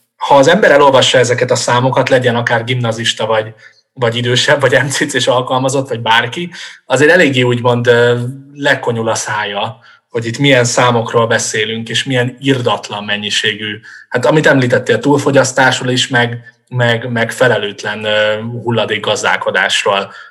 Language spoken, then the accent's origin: Hungarian; Budapest, Hungary; városi gyerekként, mondjuk Budapesten felnőve